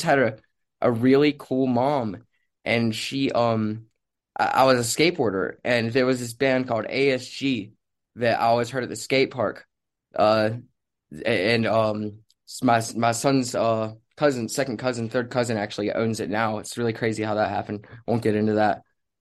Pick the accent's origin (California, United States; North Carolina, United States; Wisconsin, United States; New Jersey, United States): North Carolina, United States; Rocky Point; I grew up in Wilmington, North Carolina, or Rocky Point, like right outside of it